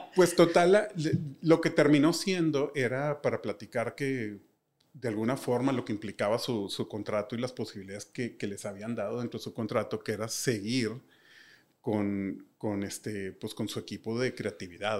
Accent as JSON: {"language": "Spanish", "town": "Monterrey", "region": "Nuevo León", "country": "Mexico", "said": "soy un diseñador de Monterrey"}